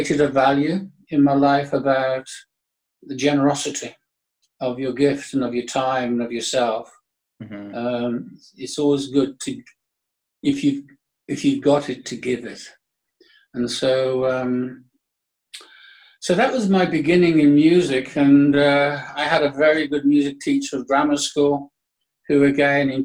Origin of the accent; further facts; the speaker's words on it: Birmingham, West Midlands, United Kingdom; I was born in 1947 in Birmingham.